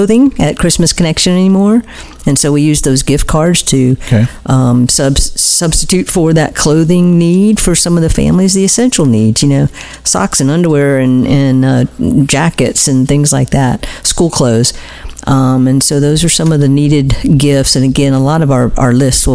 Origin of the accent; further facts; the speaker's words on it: Daytona Beach, Florida, United States; I'm a native Daytonian